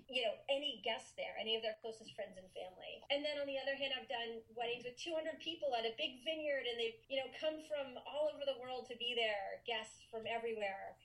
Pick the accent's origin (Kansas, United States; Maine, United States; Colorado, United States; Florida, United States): Maine, United States; I'm originally from Maine, and I grew up there.